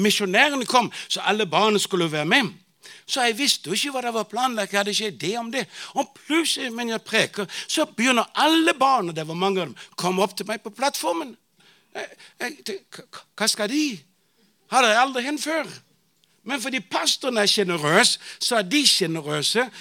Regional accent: Bornholm, Capital Region of Denmark, Denmark; Norwegian is a second language; moved away as an adult; also born or lived in Tanzania; now in Arusha, Tanzania; jeg vokste jo opp i Pinsum menighet på Bornholm

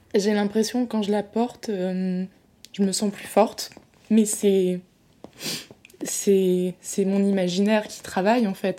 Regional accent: France; je me sens française

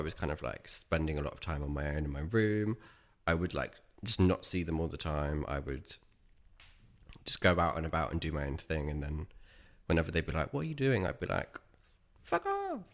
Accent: Dorchester, South West England, United Kingdom; I grew up in Dorset, in the county town of Dorchester, which is southwest of the U K.

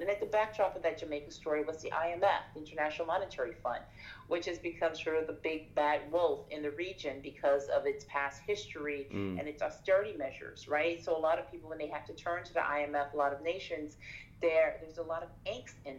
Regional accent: Turks & Caicos Islands; moved away; also born or lived in Haiti; I'm originally from Turks and Caicos. I'm Haitian, but I was born and partly raised in the Turks and Caicos, which is a British overseas territory.

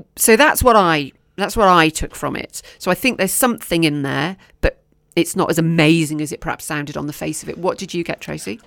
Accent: Oswestry, West Midlands, United Kingdom; Oswestry, my, my hometown

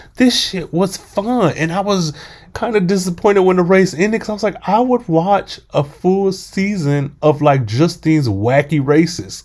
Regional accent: United States; I am American as well

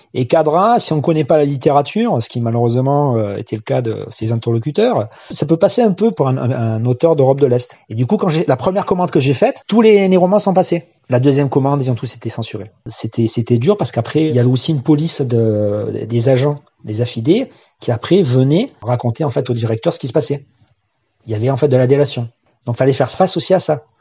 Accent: Marseille, Provence-Alpes-Côte d'Azur, France; also born or lived in Seine-Saint-Denis; J'ai grandi en Seine-Saint-Denis et ensuite dans les quartiers nord de Marseille

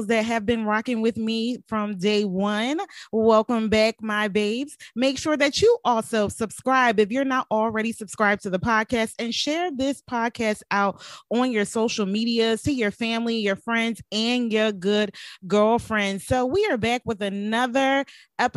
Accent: Philadelphia, Pennsylvania, United States; now in Virginia, United States; I'm originally from Philadelphia

